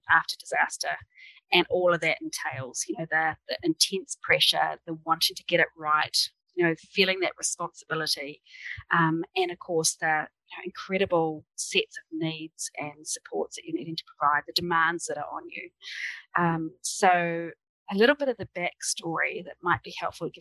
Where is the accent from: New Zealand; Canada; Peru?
New Zealand; Christchurch, Canterbury; now in Denver, United States; I'm from Christchurch, or Ōtautahi, as we say in the Indigenous language in New Zealand. So that's my hometown. But I now live in Denver.